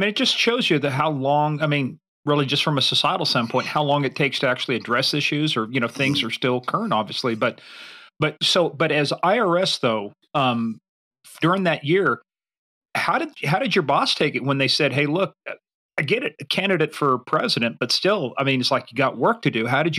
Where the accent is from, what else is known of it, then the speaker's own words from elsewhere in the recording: Kansas, United States; growing up in Kansas